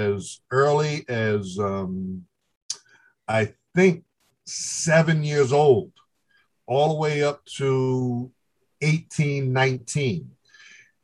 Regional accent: New York City, New York, United States; Grew up in the South Bronx. I grew up 5 blocks from Yankee Stadium

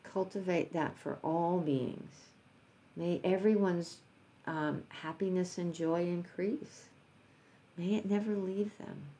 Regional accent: New York, United States; I'm from New York

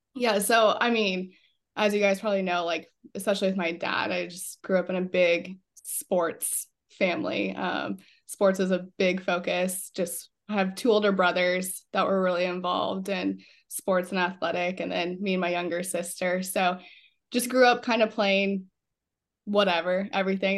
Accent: Fremont, Nebraska, United States; I grew up in Fremont and went to Belfield for elementary school

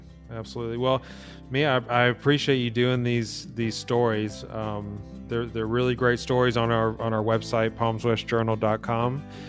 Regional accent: Birmingham, Alabama, United States; So I'm from Alabama, Birmingham, and so we have great water there.

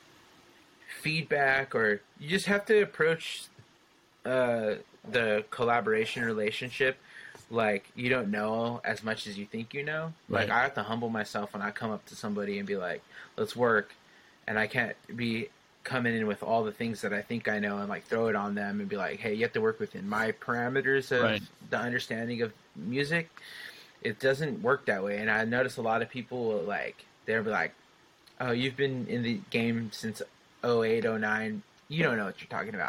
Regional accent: San Jose, California, United States; my hometown in San Jose

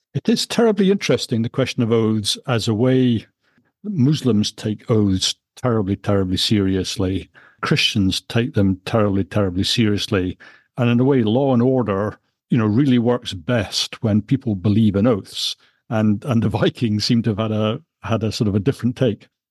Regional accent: Scotland, United Kingdom; As a Scotsman

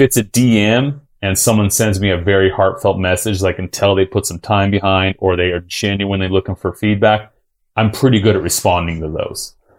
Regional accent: Utah, United States; also born or lived in El Cajon, California; I grew up in Utah my whole life.

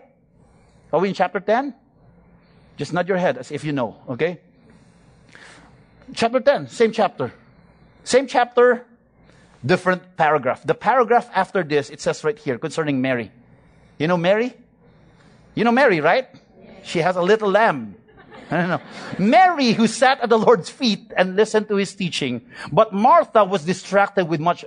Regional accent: Philippines; I'm a Filipino

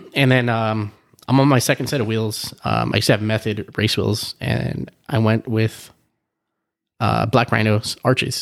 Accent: Southern California, United States; I'm from Sou, Southern California

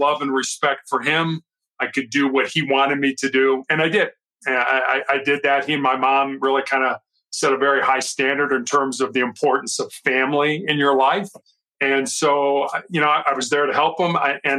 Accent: Chicago, Illinois, United States; also born or lived in Charleston, South Carolina; I am born and raised in Chicago

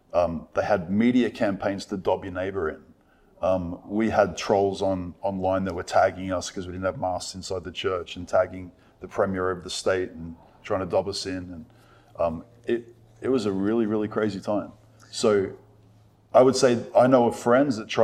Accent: Australia; here in Australia

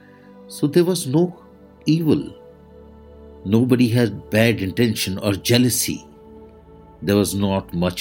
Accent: India; I am the Indian monk

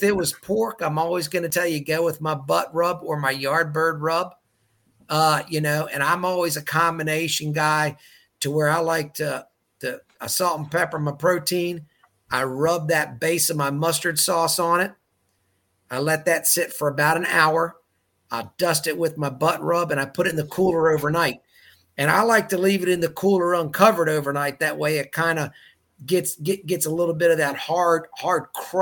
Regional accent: Baltimore, Maryland, United States; moved away as an adult; also born or lived in New York; now in North Carolina, United States; I grew up in Baltimore City, Maryland

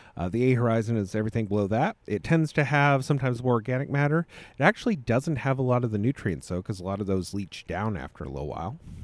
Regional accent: United States; But I'm an American

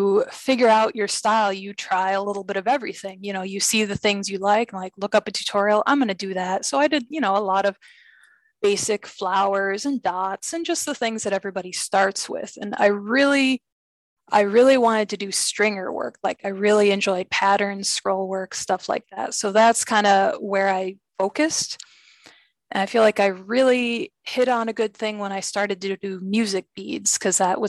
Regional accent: California, United States; moved away as an adult; now in Rochester, United States; I'm originally from California. I moved here in 2003.

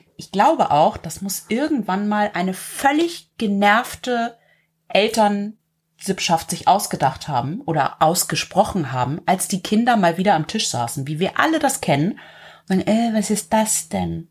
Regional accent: the North, Northern Germany, Germany; bei uns im Norden

